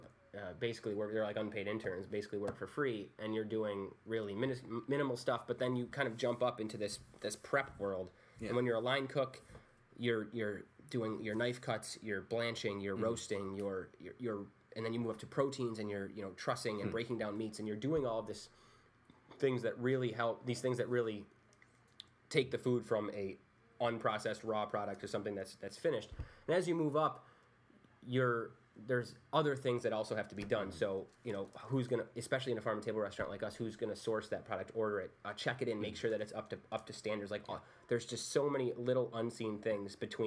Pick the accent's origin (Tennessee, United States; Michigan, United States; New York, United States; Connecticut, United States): New York, United States; Holland Patent; now in Deerfield, United States; growing up in Holland Patton